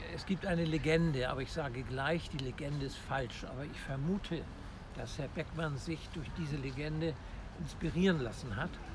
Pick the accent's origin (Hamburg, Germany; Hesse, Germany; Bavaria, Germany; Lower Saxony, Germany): Hamburg, Germany; Ich bin ein echter Hamburger und auch in diesem Stadtteil geboren, wo wir uns gerade befinden, nämlich im Innozenzierpark in Harvestehude Roter Baum